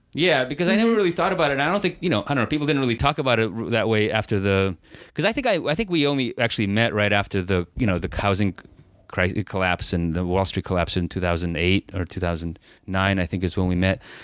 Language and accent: English; San Francisco, California, United States; I grew up in San Francisco